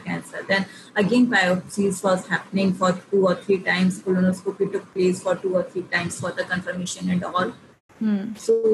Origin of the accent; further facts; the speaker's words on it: India; being an Indian woman